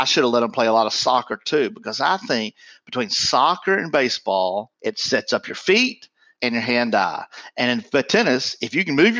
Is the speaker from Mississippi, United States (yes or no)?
yes; Mississippi, United States; I grew up in Mississippi.